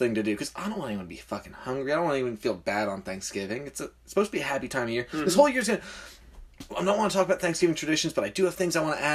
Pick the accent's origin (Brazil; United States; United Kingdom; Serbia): United Kingdom; I'm British